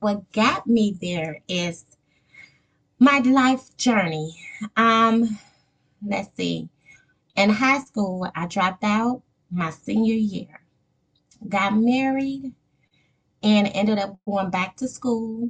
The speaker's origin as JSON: {"language": "English", "town": "Gary", "region": "Indiana", "country": "United States", "tie": "born or raised there", "also_born_or_lived": "Wisconsin / Michigan", "moved": "as an adult", "said": "born and raised in Gary, Indiana."}